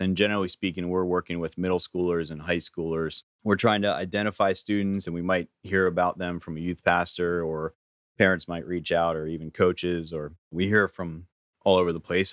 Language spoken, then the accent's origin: English; Gettysburg, Pennsylvania, United States; I'm from Gettysburg, Pennsylvania originally, down around that area